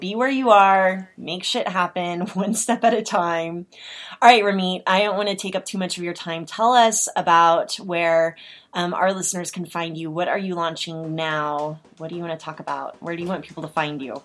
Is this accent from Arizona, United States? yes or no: no; Oklahoma, United States; I'm from Oklahoma